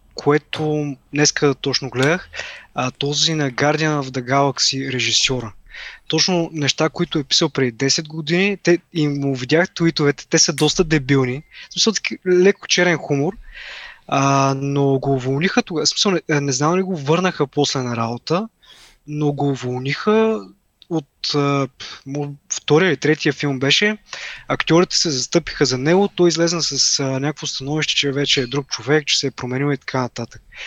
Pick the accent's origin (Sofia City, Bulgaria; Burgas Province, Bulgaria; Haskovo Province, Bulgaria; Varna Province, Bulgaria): Haskovo Province, Bulgaria; Haskovo; аз нали съм от Хаско, по-малък град